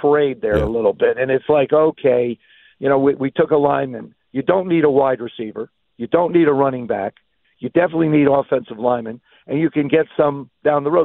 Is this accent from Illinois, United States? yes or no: no; New Jersey, United States; I grew up in Jersey